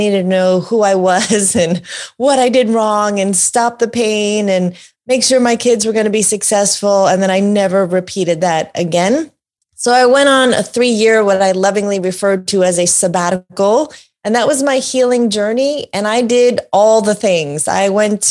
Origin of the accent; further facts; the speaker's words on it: New York, United States; born and raised in New York